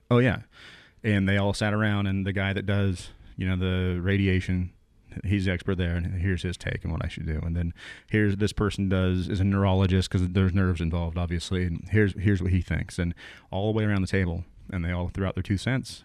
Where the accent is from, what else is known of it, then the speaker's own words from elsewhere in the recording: Willamette Valley, Oregon, United States; moved away as an adult; I grew up in the Willamette Valley, came down here for school